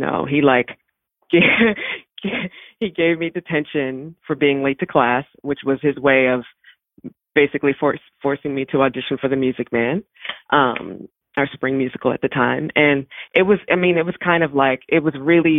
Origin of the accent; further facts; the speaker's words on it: Baltimore, Maryland, United States; I am from Baltimore. I grew up on Rolling Road in Woodlawn